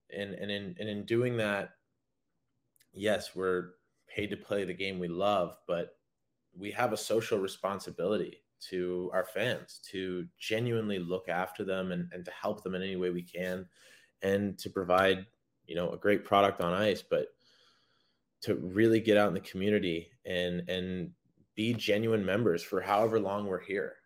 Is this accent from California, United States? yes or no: no; Anchorage, Alaska, United States; now in Savannah, United States; I was from Anchorage